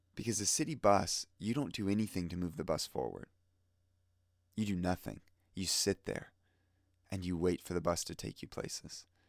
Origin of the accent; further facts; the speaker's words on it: Fort Lauderdale, Florida, United States; I grew up in Fort Lauderdale